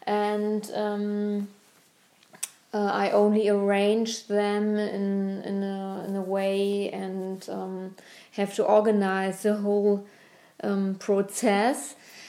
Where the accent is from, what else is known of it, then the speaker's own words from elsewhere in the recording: Berlin, Germany; because Berlin is my hometown, and therefore I'm